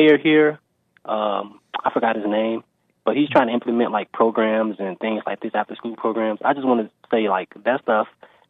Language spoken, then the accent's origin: English; Chicago, Illinois, United States; I'm from Chicago, and I just wanted your opinion. So I lived in Chicago my whole life, basically, and I've lived in the inner city for the most part, but now I'm in a good neighborhood in Chicago.